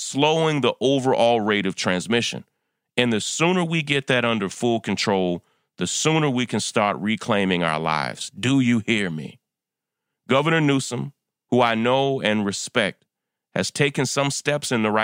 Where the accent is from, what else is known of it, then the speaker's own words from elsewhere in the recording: New York, United States; my home state of New York